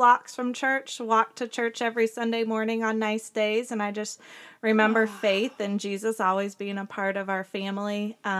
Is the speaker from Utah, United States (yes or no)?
no; Urbana, Illinois, United States; now in Villa Grove, United States; I live in Villa Grove. We farm, and I'm originally from Urbana.